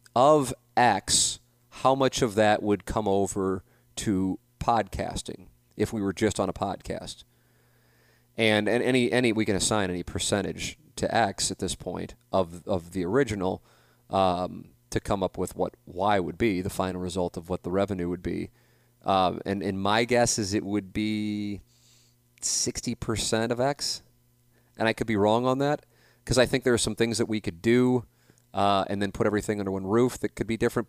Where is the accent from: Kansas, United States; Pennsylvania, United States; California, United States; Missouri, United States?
Missouri, United States; St. Louis; moved away; my classmates from Saint Louis University High School